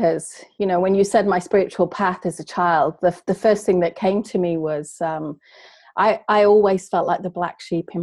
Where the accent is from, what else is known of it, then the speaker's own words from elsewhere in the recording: England, United Kingdom; I was brought up in England